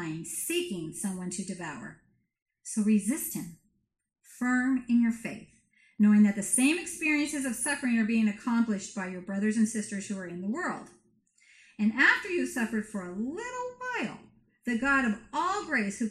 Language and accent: English; United States; we're so American